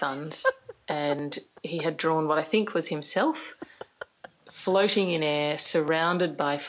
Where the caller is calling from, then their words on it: Brisbane, Queensland, Australia; I'm calling from Brisbane. I'm an outer rectum from Brisbane.